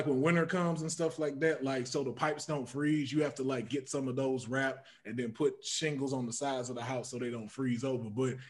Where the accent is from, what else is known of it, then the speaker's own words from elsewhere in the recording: Port Arthur, Texas, United States; I'm from Texas, Port Arthur, Texas.